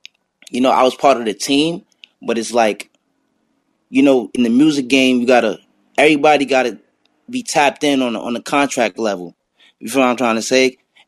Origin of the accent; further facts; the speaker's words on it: New York, United States; I'm from New York